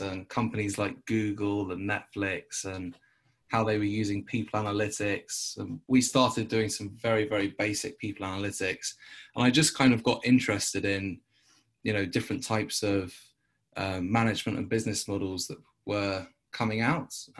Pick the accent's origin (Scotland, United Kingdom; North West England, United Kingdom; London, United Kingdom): London, United Kingdom; I'm from London